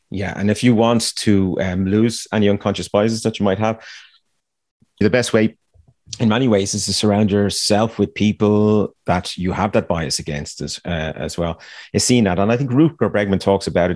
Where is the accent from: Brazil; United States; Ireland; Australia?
Ireland; me growing up in Ireland